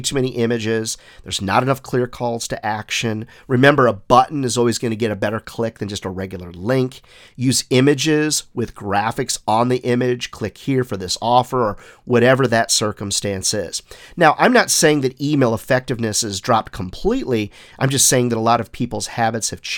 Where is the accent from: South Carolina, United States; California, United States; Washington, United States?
South Carolina, United States; my home state here of South Carolina